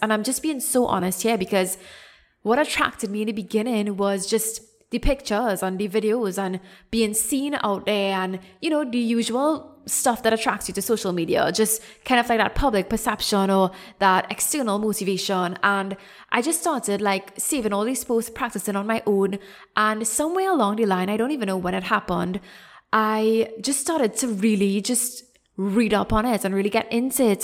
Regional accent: Trinidad & Tobago; moved away as an adult; also born or lived in Canada; I came back to Trinidad, which is my home country

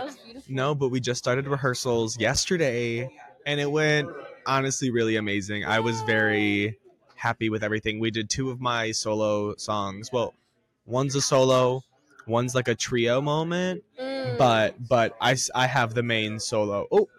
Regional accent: Chicago suburb, Illinois, United States; I'm from a Chicago suburb in Illinois.

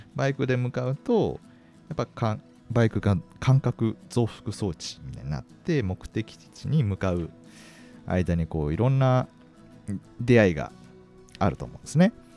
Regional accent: Kanazawa, Ishikawa, Japan; now in Kakegawa, Japan; 僕の出身があの石川県の金沢市なんで

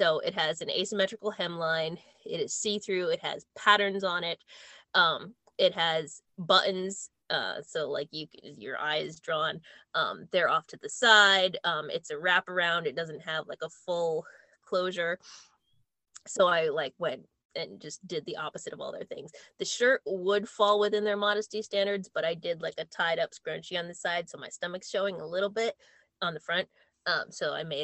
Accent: United States; We're American.

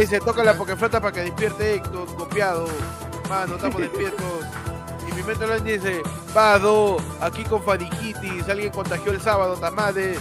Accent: Peru; yo soy un periodista peruano

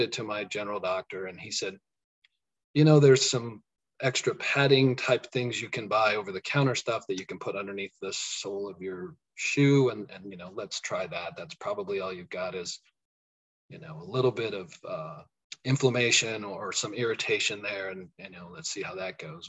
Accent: Colorado, United States; moved away as an adult; also born or lived in Kansas; now in Kansas City area, United States; I'm from Colorado

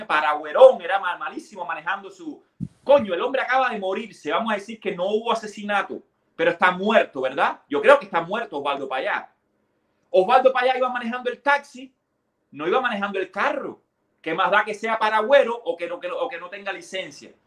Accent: Cuba; moved away; salimos de Cuba

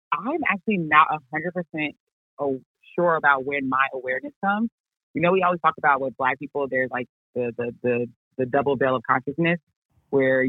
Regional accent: Chicago, Illinois, United States; moved away as an adult; also born or lived in Virginia / Charlotte, North Carolina; now in Houston, United States; I was born and raised on the South Side of Chicago

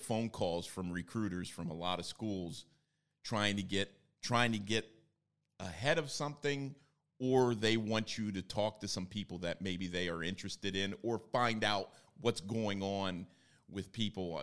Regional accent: Bloomsburg, Pennsylvania, United States; I was, uh, born and raised in Bloomsburg, Pennsylvania

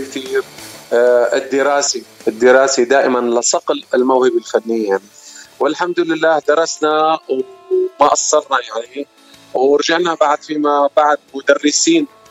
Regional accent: Wadi al-Nasara, Homs Governorate, Syria; moved away as an adult; now in United States; أنا من سوريا من وادي النصارى من ضيعة صغيرة اسمها حابة وأنا هون صار لي هلا السنة ل 11 بأمريكا

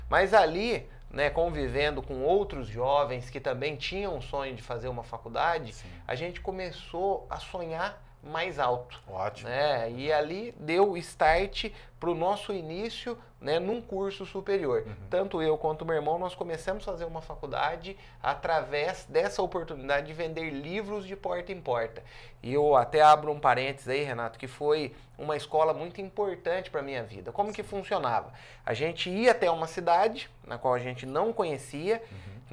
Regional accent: Camanducaia, Minas Gerais, Brazil; natural de Camanducaia

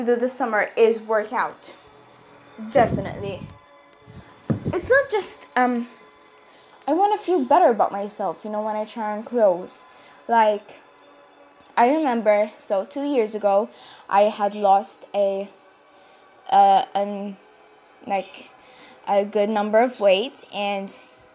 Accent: Malta; I'm from Malta

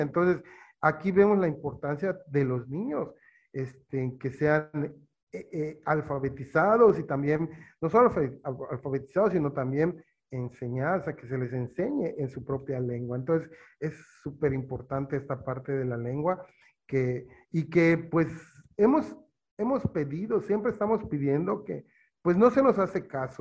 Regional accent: eastern Yucatán, Mexico; yo soy eh, oriente de Yucatán, pero he vivido en la mayoría de mi, mi, vida desde niño, juventud, en pueblos mayas

